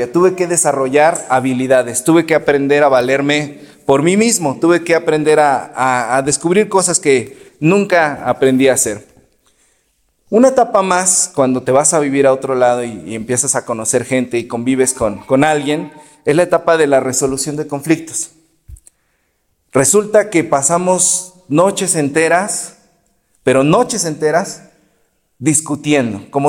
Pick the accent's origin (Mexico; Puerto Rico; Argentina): Mexico; Exlalpan, State of Mexico; now in Anáhuac, Mexico; yo hablo de donde yo vengo, en Exlalpan, la gente está peleada, es gente muy liosa, lo sabe la pastora que también estuvo allá. Pero aquí en Anáhuac yo sé que eso no pasa